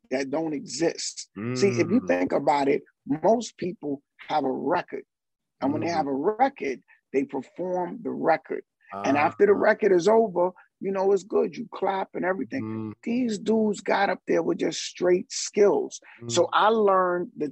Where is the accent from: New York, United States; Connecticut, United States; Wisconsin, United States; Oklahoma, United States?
New York, United States; New York City; also born or lived in Barbados; my family is from Trinidad and from Barbados. And as a kid, I would go back and forth from Barbados to Harlem. And then my family locked it down in Harlem. And Harlem, growing up around Apollo